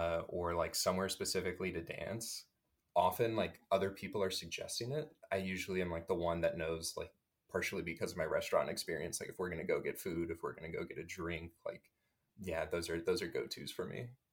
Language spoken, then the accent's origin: English; Indiana, United States; moved away as an adult; now in New York City, United States; I'm from Indiana. I'm 30 and I live in Harlem.